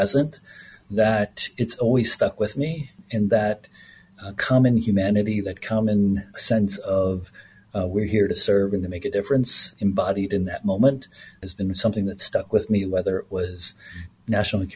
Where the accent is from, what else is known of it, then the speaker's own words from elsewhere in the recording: Philadelphia, Pennsylvania, United States; also born or lived in Washington, D.C.; being originally from Philadelphia